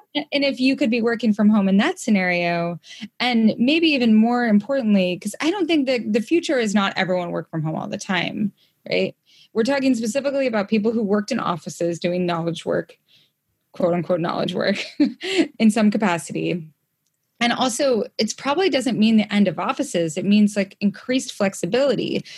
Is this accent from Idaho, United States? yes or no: yes; Idaho, United States; also born or lived in Brooklyn, New York; now in Montana, United States; I grew up in Idaho